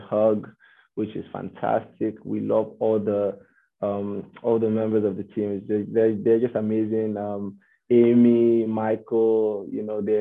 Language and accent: English; Nigeria; moved away as an adult; now in Canada; Aino and I are both Nigerians, born and raised.